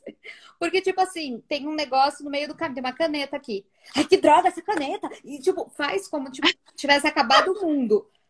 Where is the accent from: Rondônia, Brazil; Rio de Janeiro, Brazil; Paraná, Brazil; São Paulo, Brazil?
São Paulo, Brazil; Guarulhos; moved away as an adult; also born or lived in Milan, Italy; now in Italy; a gente veio do Guarulhos, São Paulo